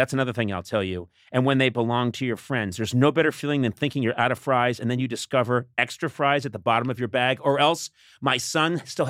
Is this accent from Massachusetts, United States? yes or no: yes; Boston, Massachusetts, United States; I grew up in Boston. Massachusetts.